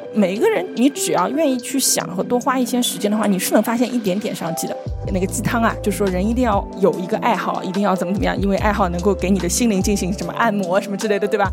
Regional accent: China; 我们中国人说闷声发大财嘛

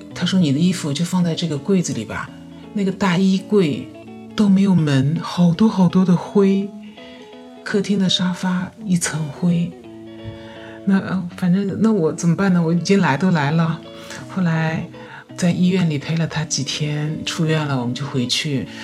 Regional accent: Yangtze River Delta, China; 我是出生在我们这个长三角地区的一个经济发达的一个省份，从小到大一直都是生活、学习都是在这个城市

